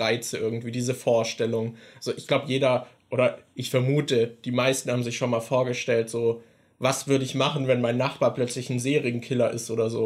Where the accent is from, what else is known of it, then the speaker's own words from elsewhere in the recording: Germany; wir sind halt beide in Deutschland aufgewachsen